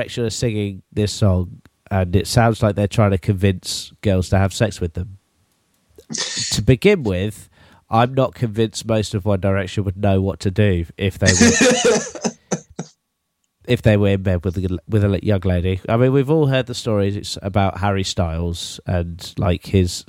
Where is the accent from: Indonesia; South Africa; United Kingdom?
United Kingdom; England; as an English people